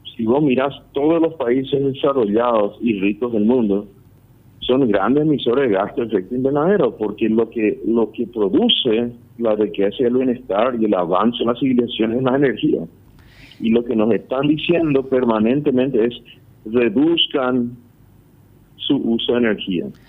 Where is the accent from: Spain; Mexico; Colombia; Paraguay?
Paraguay